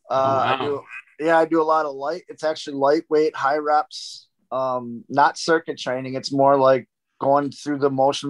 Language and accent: English; Milwaukee, Wisconsin, United States; I'm from Milwaukee.